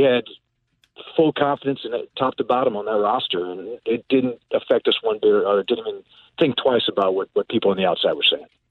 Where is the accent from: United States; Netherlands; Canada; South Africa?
United States; North Chicago, Illinois; I grew up in North Chicago